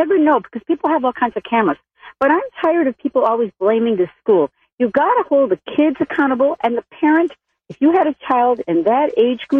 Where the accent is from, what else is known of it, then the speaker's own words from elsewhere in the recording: Milwaukee, Wisconsin, United States; now in Illinois, United States; I'm from Milwaukee originally